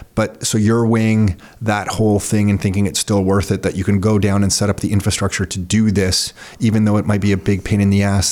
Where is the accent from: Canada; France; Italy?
Canada; Mississauga, Ontario; also born or lived in Toronto; I'm born in Toronto, but grew up in Mississauga. Nick and I both grew up in Mississauga